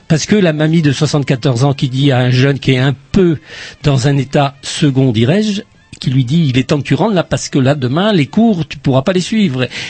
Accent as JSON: {"language": "French", "town": "Plabennec", "region": "Brittany", "country": "France", "accent": "Plabennec", "said": "on me dit que je suis de Plabennec, j'ai l'accent de Plabennec des fois"}